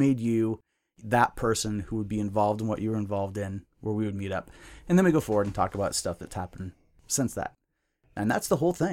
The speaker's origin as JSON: {"language": "English", "town": "Seattle", "region": "Washington", "country": "United States", "tie": "born or raised there", "also_born_or_lived": "Spokane / Centralia, Washington / Redmond", "said": "Well, I'm from Seattle, North Seattle."}